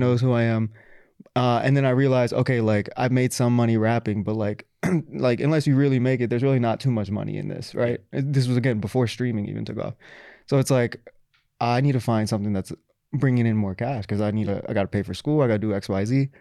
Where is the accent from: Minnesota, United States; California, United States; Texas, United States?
Texas, United States; also born or lived in Florida / Pakistan (ancestry); now in New York, United States; I'm from Texas, also lived in Florida